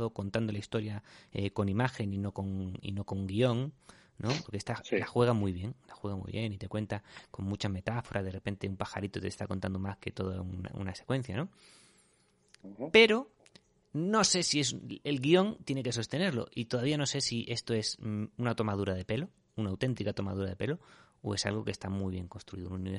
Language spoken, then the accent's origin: Spanish; Spain; los españoles no queremos infringir la norma.